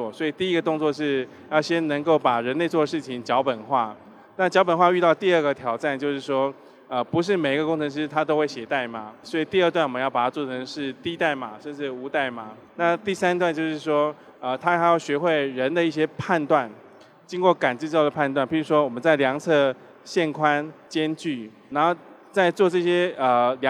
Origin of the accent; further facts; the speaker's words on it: Taiwan; 啊，对对对，对我我是台湾人。